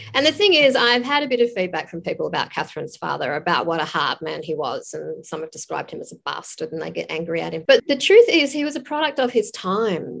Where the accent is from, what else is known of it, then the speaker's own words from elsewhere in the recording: Tasmania, Australia; moved away; I grew up in Tassie, but I haven't lived here for a while.